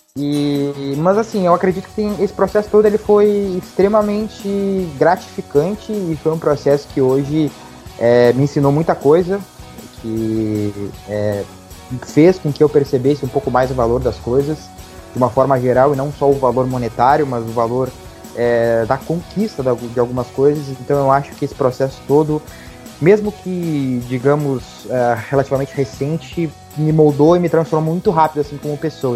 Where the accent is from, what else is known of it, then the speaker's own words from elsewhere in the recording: Rio Grande, Rio Grande do Sul, Brazil; moved away as an adult; now in Portugal; sou natural de Rio Grande, sul do Rio Grande do Sul